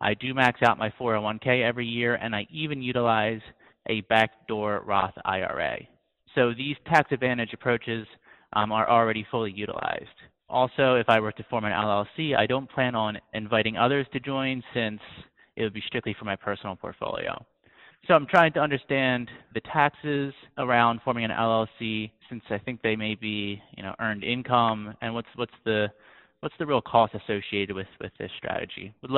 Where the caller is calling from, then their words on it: Washington, District of Columbia, United States; I'm calling from Washington, D.C.